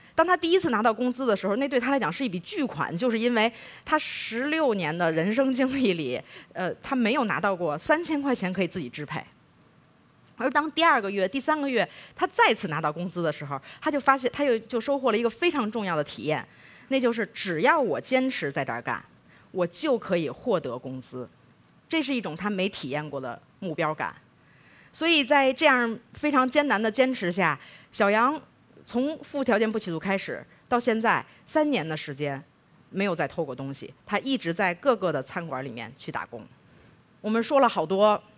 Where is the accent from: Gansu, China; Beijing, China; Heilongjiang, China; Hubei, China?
Beijing, China; 我是北京长大的